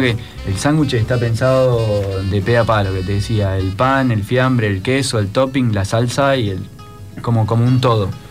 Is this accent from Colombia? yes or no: no; Buenos Aires, Argentina; accent: porteño; moved away; vengo yo de Buenos Aires, eh, los chicos a veces digo algunas cosas y me dicen, porteño